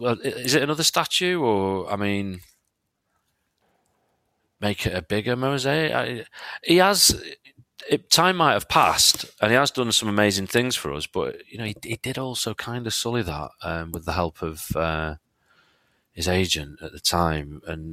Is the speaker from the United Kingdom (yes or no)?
yes; England, United Kingdom; I personally don't really mind the international period that much, especially being English.